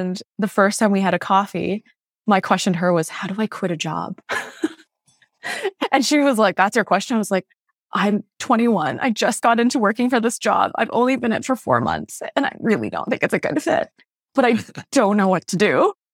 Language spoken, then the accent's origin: English; Malaysia; born there; I'm a first generation immigrant. I was born in Malaysia, youngest of five kids.